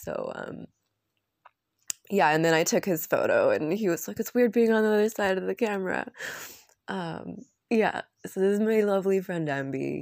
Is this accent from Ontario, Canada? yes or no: no; Vancouver, British Columbia, Canada; moved away as an adult; also born or lived in Arambol, India / Ubud, Indonesia; driving around in Vancouver from my hometown